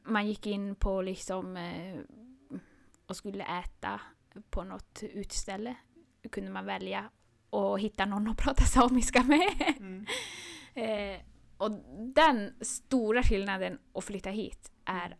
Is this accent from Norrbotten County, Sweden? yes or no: yes; Karesuando, Norrbotten County, Sweden; first language Northern Sami; Swedish is a second language; moved away as an adult; now in Östersund, Sweden; jag är uppvuxen i Karesuando